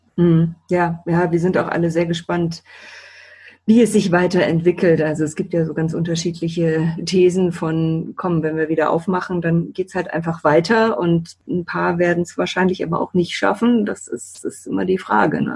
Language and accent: German; Bremen, Germany; moved away as an adult; also born or lived in Hamburg / Düsseldorf; ich bin ja gebürtige Bremerin und war dann zehn Jahre lang weg habe in Hamburg studiert, in Düsseldorf gelebt und bin eben auch ganz bewusst wieder zurückgekommen